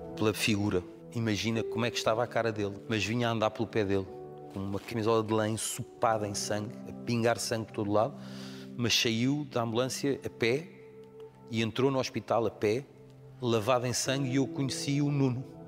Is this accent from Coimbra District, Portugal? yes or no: no; Amadora, Lisbon, Portugal; Muitos amigos lá na rua são aqueles que cresceram comigo da minha infância, as vidas acabaram por nos separar, mas cada vez que lá vou e que me cruzo com eles, ainda há o mesmo café que era a Ginginha. Nós crescemos naquela rua na Estrada da Damaia.